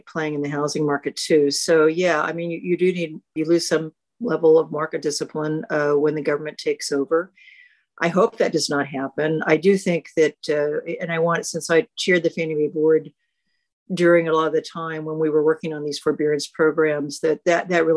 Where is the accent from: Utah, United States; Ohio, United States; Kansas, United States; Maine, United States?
Kansas, United States; Independence; it's quintessential small rural town in Southeast Kansas, about 12,000 people. And that's where I grew up